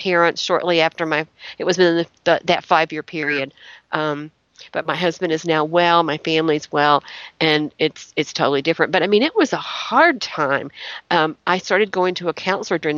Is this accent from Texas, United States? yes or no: no; Chattanooga, Tennessee, United States; I grew up in Chattanooga around the Civil War